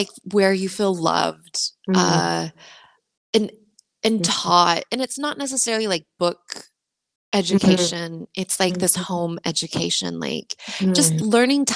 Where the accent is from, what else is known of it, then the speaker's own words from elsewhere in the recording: United States; now in Sweden; my parents are Mexican, and I was raised in the United States.